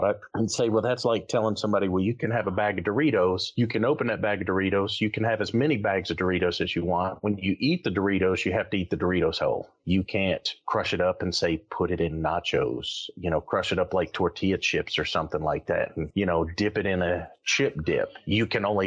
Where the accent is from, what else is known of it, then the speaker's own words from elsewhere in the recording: the North, United States; now in North Carolina, United States; I'm from the North